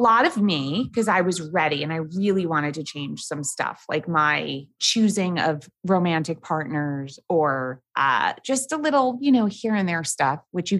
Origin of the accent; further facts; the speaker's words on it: New York City, New York, United States; born and raised in New York City